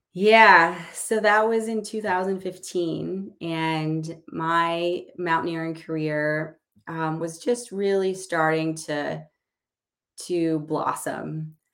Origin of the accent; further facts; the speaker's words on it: Illinois, United States; now in Seattle, United States; I grew up in Illinois